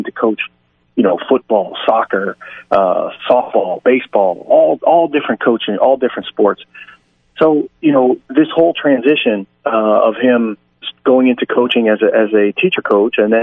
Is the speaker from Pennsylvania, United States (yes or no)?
yes; Clarion, Pennsylvania, United States; moved away as an adult; also born or lived in Poland; I had so many great memories from my dad's coaching time at Clarion, growing up around the Pennsylvania Conference